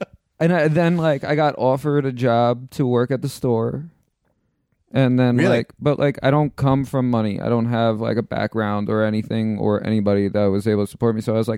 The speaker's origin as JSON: {"language": "English", "town": "New York City", "region": "New York", "country": "United States", "said": "I moved back into Queens. Like I'm from Queens, New York, and I lived in this town, Queens Village, which is like 45 minutes outside the city."}